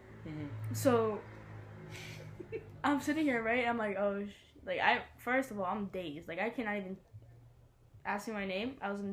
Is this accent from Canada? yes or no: no; Albania; now in New Jersey, United States; I'm originally from Albania